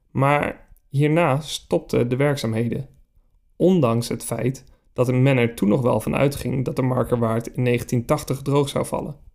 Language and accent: Dutch; Lelystad, Flevoland, Netherlands; Ik werd geboren in Lelystad en de polder is mijn thuis.